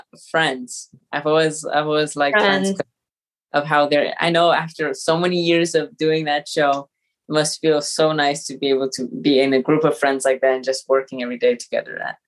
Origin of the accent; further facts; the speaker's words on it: Vermont, United States; born there; now in Los Angeles, United States; I was born in Vermont. My mother's French, my dad's American, so we move around a lot, but we currently live in Los Angeles.